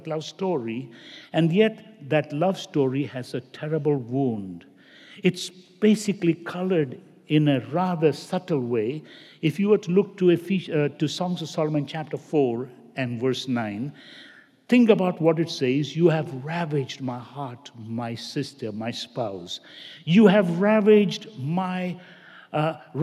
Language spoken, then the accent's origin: English; India; moved away; I grew up basically in India, and where my parents come from, south, very common to have rubber estate